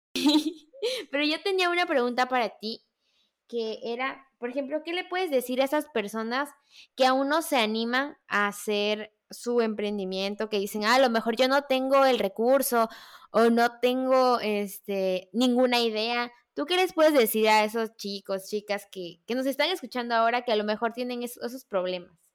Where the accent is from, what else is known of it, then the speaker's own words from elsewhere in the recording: Veracruz, Mexico; yo soy de Veracruz